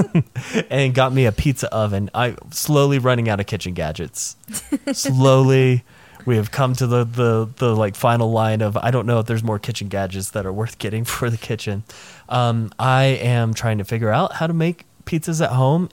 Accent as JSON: {"language": "English", "town": "Nashville", "region": "Tennessee", "country": "United States", "tie": "born or raised there", "said": "I grew up in the Nashville area."}